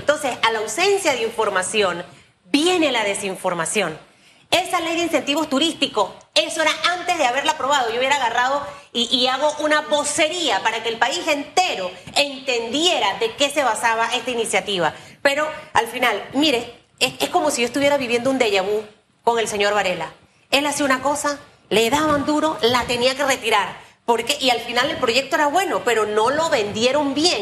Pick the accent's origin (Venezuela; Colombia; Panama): Panama; como panameña trabajadora